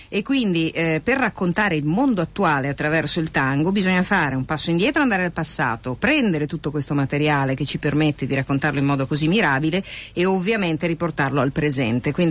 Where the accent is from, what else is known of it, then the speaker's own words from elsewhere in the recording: Argentina; come argentino e come militante della causa del tango